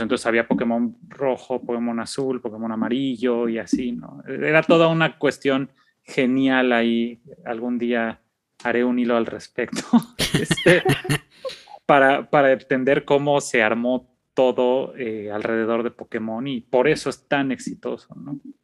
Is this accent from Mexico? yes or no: yes; Mexico; somos niños mexicanos de clase popular